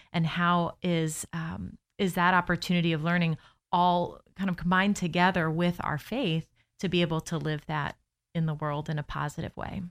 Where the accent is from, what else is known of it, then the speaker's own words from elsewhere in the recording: Lakeland, Florida, United States; now in Orlando, United States; I am born and raised in Lakeland